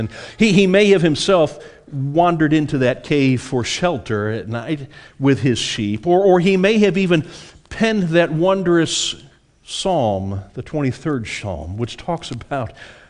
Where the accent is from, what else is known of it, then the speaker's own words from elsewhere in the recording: Beaufort, United States; I was brought up out in Beaufort on a family farm, and I got to spend a lot of time out in our barn and in our horse stables.